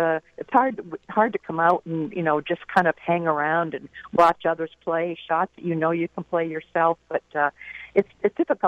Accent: Boston, Massachusetts, United States; I'm from Boston

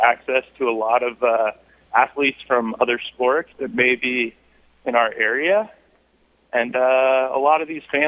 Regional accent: Boulder County, Colorado, United States; also born or lived in San Diego / Scottsdale; I grew up in Boulder County

